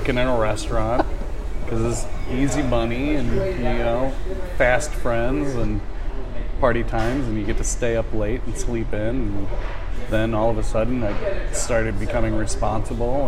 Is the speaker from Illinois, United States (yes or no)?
yes; Chicago, Illinois, United States; now in Nashville, United States; From Chicago.